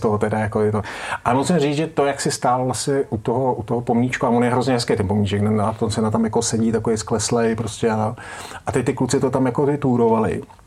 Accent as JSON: {"language": "Czech", "country": "Czechia", "said": "jsme Češi"}